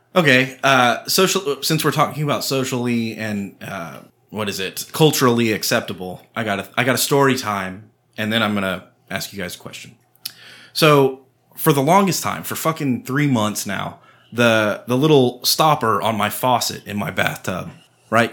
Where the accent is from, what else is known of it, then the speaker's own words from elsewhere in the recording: Austin, Texas, United States; I grew up in Austin